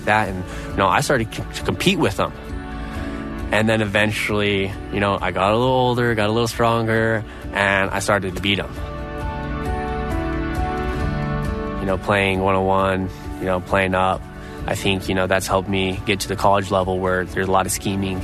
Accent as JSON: {"language": "English", "region": "Idaho", "country": "United States", "tie": "born or raised there"}